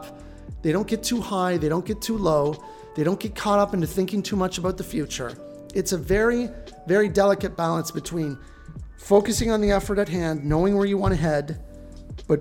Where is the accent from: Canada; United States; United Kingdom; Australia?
Canada; just outside of Toronto, southwestern Ontario; now in Vancouver, Canada; I grew up just outside of Toronto and, you know, southwestern Ontario